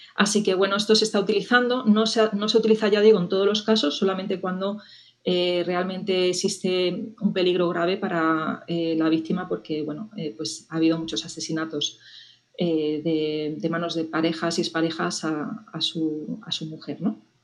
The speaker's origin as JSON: {"language": "Spanish", "country": "Spain", "said": "en mi país"}